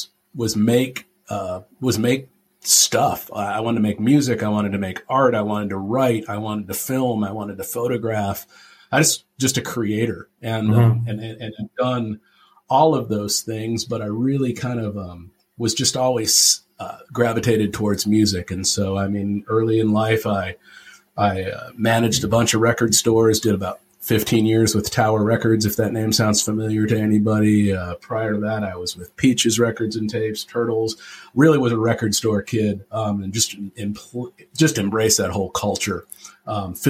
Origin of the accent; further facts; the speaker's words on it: Tempe, Arizona, United States; I grew up in Tempe, Arizona